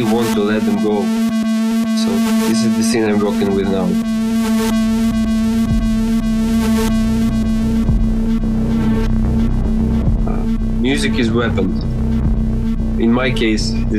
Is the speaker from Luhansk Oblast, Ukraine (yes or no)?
yes; Luhansk, Luhansk Oblast, Ukraine; English is a second language; now in Kyiv, Ukraine; a musician from Kyiv, originally born and raised in Luhansk